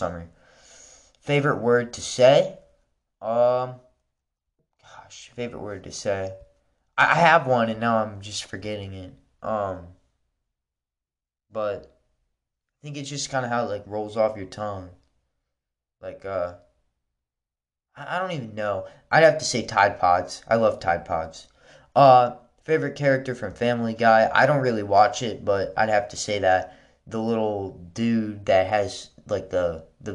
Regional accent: Wisconsin, United States; I was born in Wisconsin

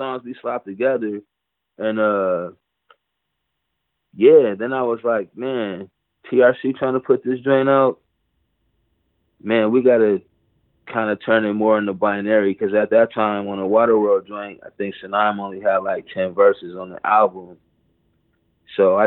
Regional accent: Pontiac, Michigan, United States; moved away as an adult; now in Egypt; I'm from Pontiac

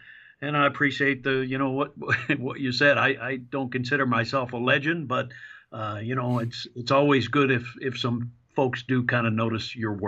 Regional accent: Finger Lakes region, central New York, United States; moved away as an adult; also born or lived in Bradford County, Pennsylvania; now in Tulsa, United States; grew up in central New York. And I always say, especially when I go farther west, that I always say upstate New York. You know, I'm from New York, upstate New York

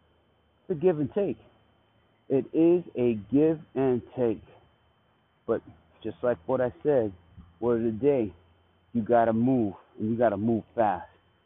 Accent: Oklahoma, United States; my home state making a little bit of a splash out there in the World Wide Web with possibly something coming from OKC.

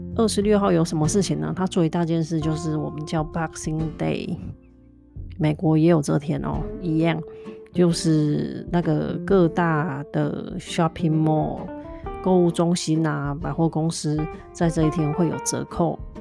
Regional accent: southern Taiwan, Taiwan; now in North America; 其实小时候我在台湾南部长大，那南部就是比较温暖嘛

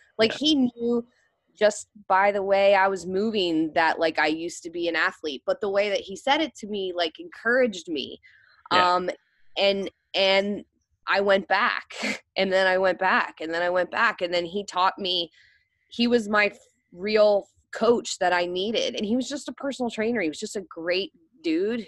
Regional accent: Maryland, United States; moved away as an adult; I moved back home to my hometown in Maryland

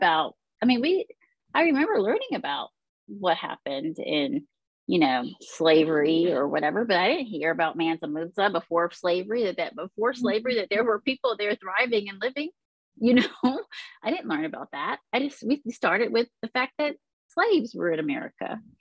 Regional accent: Woodbridge, Virginia, United States; I grew up in Northern Virginia, Woodbridge, Virginia

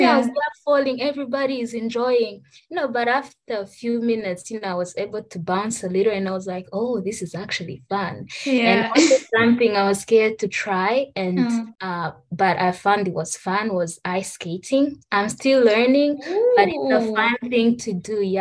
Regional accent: Rwanda; I'm from Rwanda

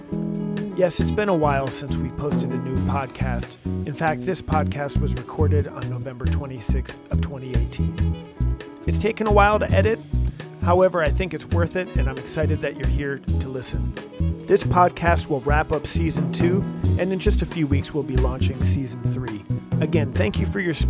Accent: United States; from the United States

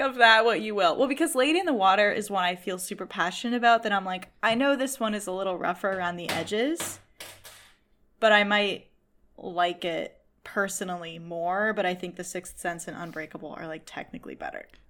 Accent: Boston, Massachusetts, United States; I am from Boston

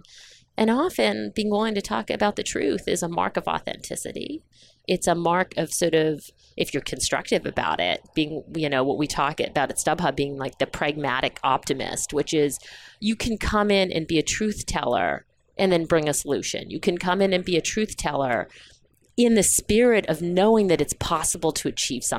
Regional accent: St. Catharines, Ontario, Canada; also born or lived in Dar es Salaam, Tanzania; I grew up in Canada, in Ontario, in southern Ontario, in a very small town called St. Catharines

